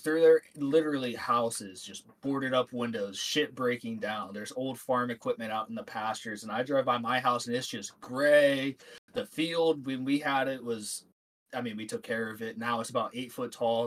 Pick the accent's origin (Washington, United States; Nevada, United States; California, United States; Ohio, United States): Ohio, United States; Dorset; I grew up in Northeast Ohio in this little town called Dorset, Ohio